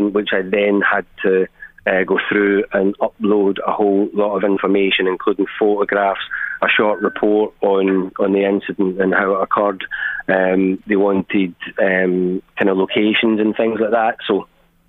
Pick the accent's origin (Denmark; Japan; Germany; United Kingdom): United Kingdom; Glasgow, Scotland; now in Ireland; I'm from Glasgow.